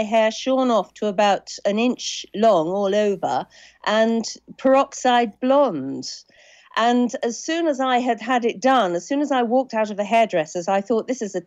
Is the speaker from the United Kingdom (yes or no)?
yes; Suffolk, East of England, United Kingdom; I grew up in Suffolk